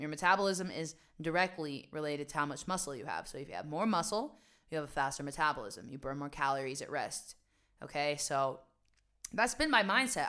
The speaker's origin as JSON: {"language": "English", "region": "West Virginia", "country": "United States", "tie": "born or raised there", "also_born_or_lived": "New York", "moved": "yes", "lives_now": "Amsterdam, Netherlands", "said": "I grew up in West Virginia and this was at a time when nobody had internet."}